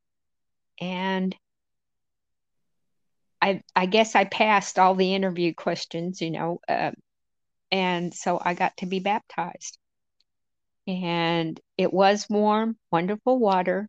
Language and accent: English; Amarillo, Texas, United States; moved away as an adult; now in Maine, United States; I was born in Amarillo, Texas, and I've managed to migrate up to the Garden of Eden here in Maine 5 years ago.